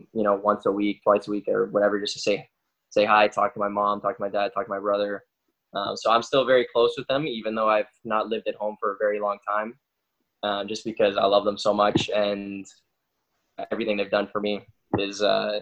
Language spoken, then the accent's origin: English; Peterborough, Ontario, Canada; moved away; I grew up in a smaller city in Ontario called Peterborough.